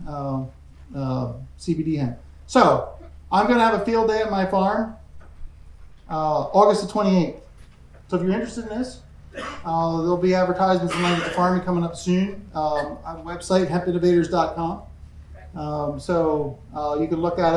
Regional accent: Pennsylvania, United States; I'm from Pennsylvania

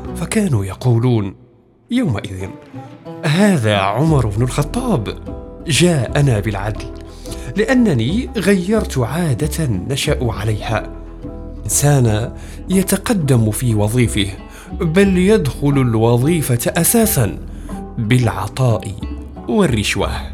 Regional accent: Marrakesh, Marrakesh-Safi, Morocco; moved away as an adult; also born or lived in Rabat / El Jadida; انتقلت من مراكش البلد البعيد النائي إلى العاصمة

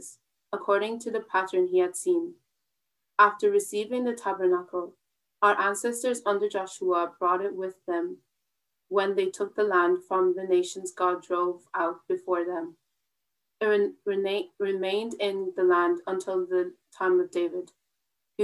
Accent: Wexford, Leinster, Ireland; I'm from Wexford

